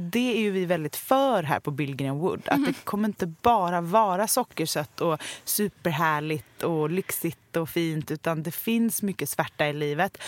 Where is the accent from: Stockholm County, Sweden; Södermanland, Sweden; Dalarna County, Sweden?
Stockholm County, Sweden; Stockholm; jag är ju uppvuxen på Östermalm